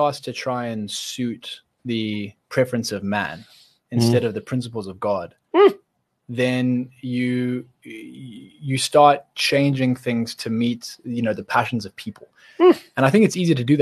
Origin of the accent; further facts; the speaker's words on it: Zimbabwe; We grew up in Zimbabwe together.